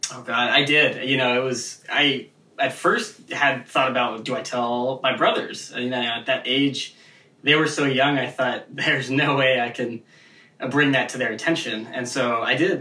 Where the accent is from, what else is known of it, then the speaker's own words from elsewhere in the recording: Seattle, Washington, United States; moved away as an adult; also born or lived in Indiana; I'm the kid from Seattle, Washington, over on the you know the liberal West Coast